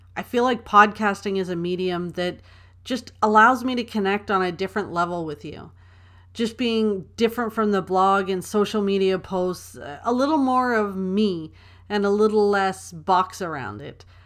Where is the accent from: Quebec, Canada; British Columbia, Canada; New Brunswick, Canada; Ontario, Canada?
Ontario, Canada; Toronto; I was born and raised in Toronto, Ontario. I'm a proud Canadian girl.